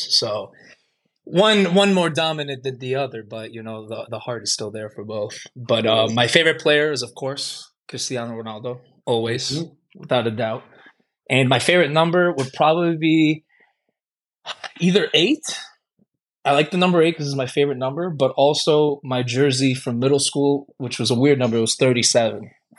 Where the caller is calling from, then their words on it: Chicago, Illinois, United States; I'm calling from Chicago, Illinois.